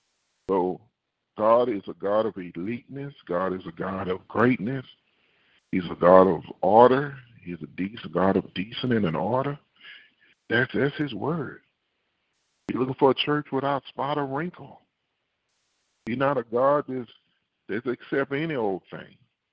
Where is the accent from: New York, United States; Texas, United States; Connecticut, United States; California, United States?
Texas, United States; Houston; It's just like, I'm saying I'm a Houstonian, which I'm from Houston, but I act like someone from Alabama. Now, you ain't from Houston. But I am a Houstonian. I'm Texas born.